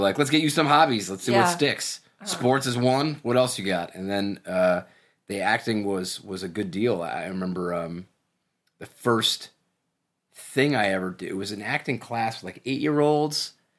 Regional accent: Toronto, Ontario, Canada; Toronto, Canada.

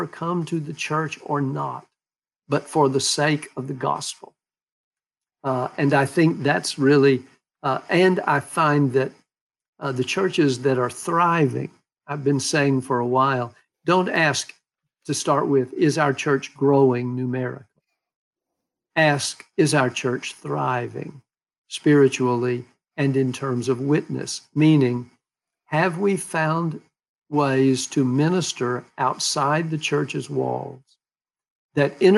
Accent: Texas, United States; When I was growing up in Texas, witness as a Baptist was something you did in order to call people to conversion

